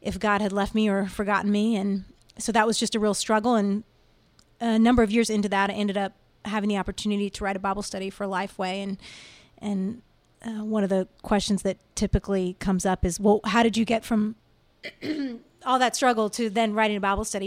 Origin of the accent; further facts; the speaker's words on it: Virginia, United States; moved away as an adult; now in Nashville, United States; I grew up in the Washington, D C area, uh, actually in Virginia